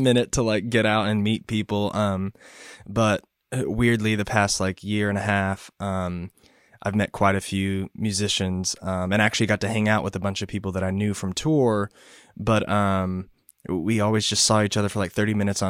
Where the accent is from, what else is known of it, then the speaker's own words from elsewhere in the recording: Purcell, Oklahoma, United States; moved away as an adult; now in Nashville, United States; I'm from Purcell, Oklahoma, but I'm currently living just outside of Nashville, Tennessee